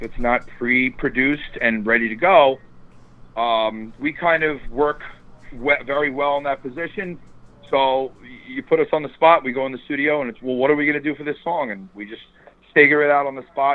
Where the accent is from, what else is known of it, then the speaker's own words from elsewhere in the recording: New York suburbs, United States; I'm from the New York suburbs